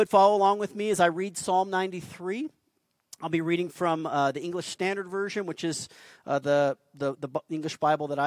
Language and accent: English; Albuquerque, New Mexico, United States; I'm a desert kid. I grew up here in Albuquerque